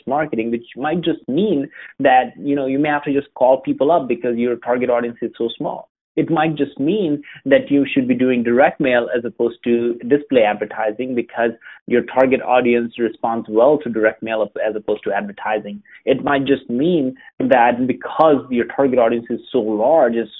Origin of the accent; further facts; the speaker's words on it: Atlanta, Georgia, United States; Atlanta, which is my hometown